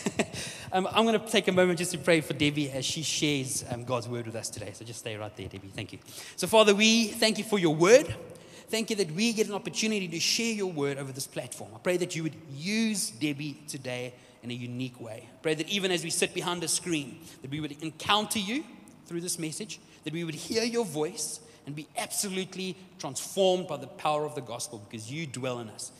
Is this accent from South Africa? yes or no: yes; South Africa; also born or lived in Brazil; I am proudly South African, very proudly South African, in fact